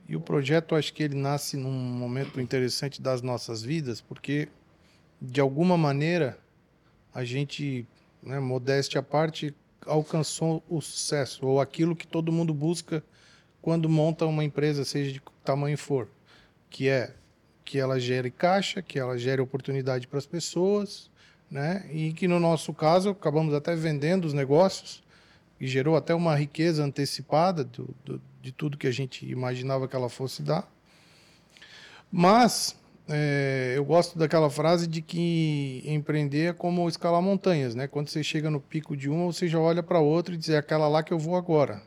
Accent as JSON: {"language": "Portuguese", "town": "Tubarão", "region": "Santa Catarina", "country": "Brazil", "tie": "born or raised there", "said": "nós somos naturais da mesma cidade, de Tubarão, Santa Catarina, sul de Santa Catarina"}